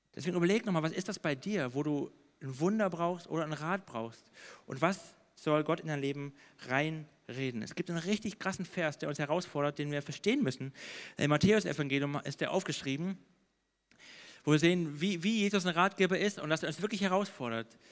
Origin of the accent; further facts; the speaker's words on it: Baden-Württemberg, Germany; ich bin in Württemberg groß geworden